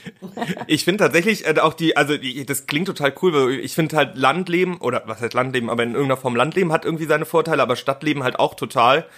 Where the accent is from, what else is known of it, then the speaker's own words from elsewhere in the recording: Cologne, North Rhine-Westphalia, Germany; ich komme ja aus Köln beziehungsweise aus der Nähe von Köln, da wohne ich mhm. jetzt inzwischen